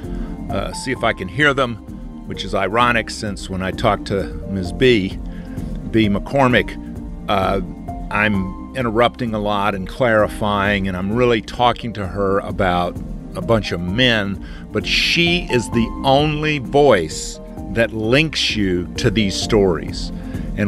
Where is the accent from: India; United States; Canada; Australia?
United States; Albany, Georgia; moved away; I was in my hometown of Albany, Georgia